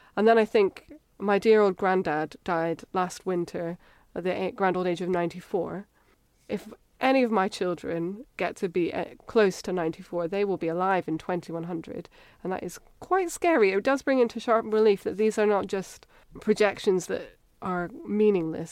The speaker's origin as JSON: {"language": "English", "town": "Edinburgh", "region": "Scotland", "country": "United Kingdom", "tie": "born or raised there", "accent": "Scottish", "moved": "as an adult", "lives_now": "Cambridge, United Kingdom", "said": "I grew up in Edinburgh"}